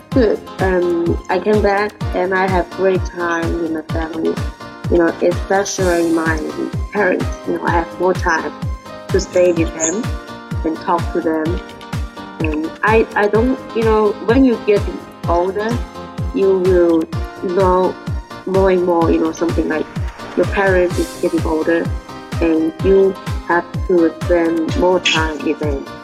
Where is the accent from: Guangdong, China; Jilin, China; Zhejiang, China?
Guangdong, China; Leizhou; English is a second language; moved away as an adult; now in Guangzhou, China; it's 500, 500 miles, uh, no, 500 kilo, kilometers from my hometown to Guangzhou.